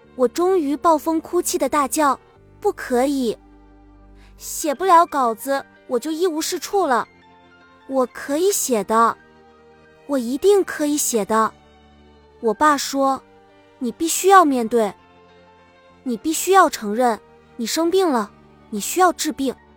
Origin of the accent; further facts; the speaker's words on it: China; 我们中国人